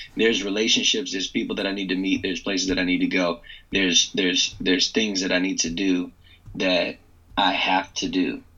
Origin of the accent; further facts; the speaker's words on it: Loudoun County, northern Virginia, United States; I grew up in the most wealthy county in the country, Loudoun County, which is in northern Virginia, just outside of D.C.